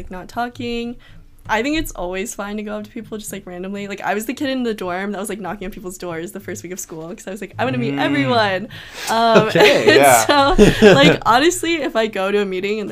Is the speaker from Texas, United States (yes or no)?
no; Clarksville, Tennessee, United States; moved away as an adult; growing up in Tennessee, I was the only Chinese kid in my high school